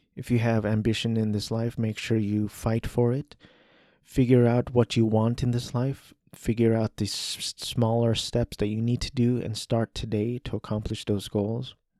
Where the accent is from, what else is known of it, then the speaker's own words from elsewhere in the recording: United States; I'm an American male, Asian American male.